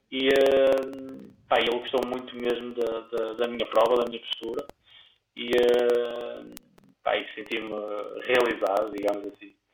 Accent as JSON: {"language": "Portuguese", "town": "Guimarães", "region": "Braga", "country": "Portugal", "tie": "born or raised there", "moved": "yes", "lives_now": "Porto, Portugal", "said": "na minha cidade natal, em Guimarães."}